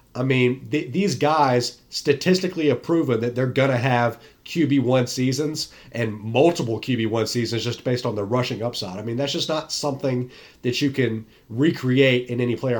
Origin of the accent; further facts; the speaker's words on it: North Carolina, United States; the Tar Heels, my hometown team